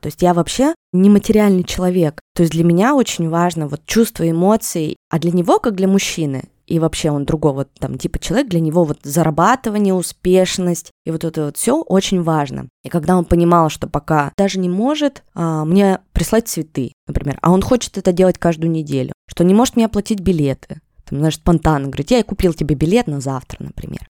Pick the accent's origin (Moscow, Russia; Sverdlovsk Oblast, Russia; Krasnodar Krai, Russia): Sverdlovsk Oblast, Russia; Yekaterinburg; Я из Екатеринбурга